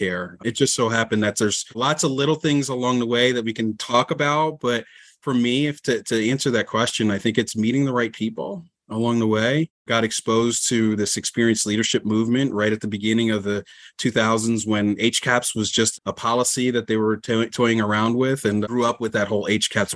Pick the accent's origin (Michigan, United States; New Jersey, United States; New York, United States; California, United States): New Jersey, United States; just outside of Atlantic City; I'm from South Jersey originally, and just outside of Atlantic City